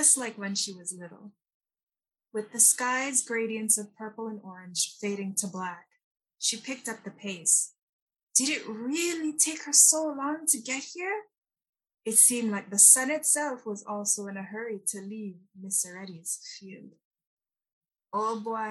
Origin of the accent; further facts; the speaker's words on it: Toronto, Ontario, Canada; also born or lived in Kingston, Jamaica; I was born in Kingston, Jamaica, and I came to Canada as a child with my family, and I grew up in Toronto